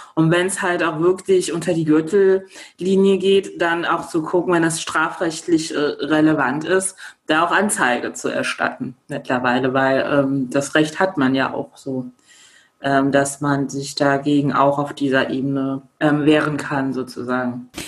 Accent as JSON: {"language": "German", "country": "Germany", "tie": "born or raised there", "said": "ich ähm, in Deutschland geboren worden bin"}